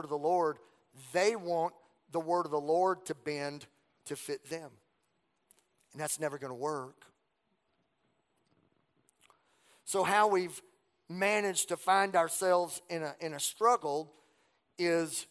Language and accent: English; Southwest Louisiana, United States; growing up in Southwest Louisiana, we didn't have a mall